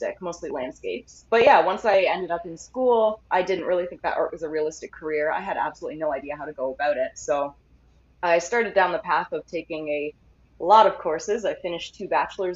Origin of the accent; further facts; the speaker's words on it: Canada; I'm a Canadian artist